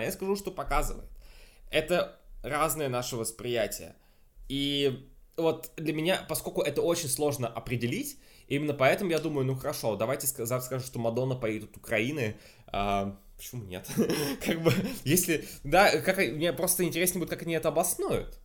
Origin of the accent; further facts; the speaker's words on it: Russia; я из России